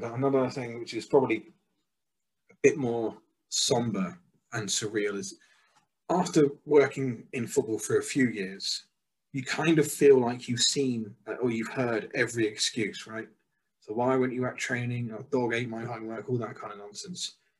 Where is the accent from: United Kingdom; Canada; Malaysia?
United Kingdom; England; moved away as an adult; also born or lived in Mexico